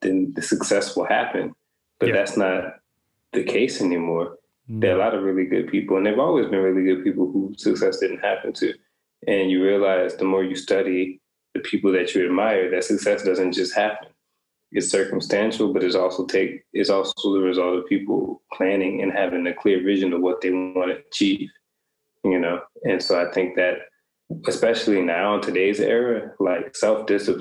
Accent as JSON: {"language": "English", "town": "New Orleans", "region": "Louisiana", "country": "United States", "tie": "born or raised there", "moved": "as an adult", "lives_now": "Italy", "said": "growing up in New Orleans"}